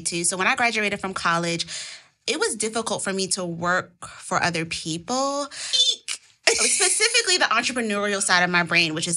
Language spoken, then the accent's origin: English; Washington, District of Columbia, United States; Born and raised in Washington, D.C.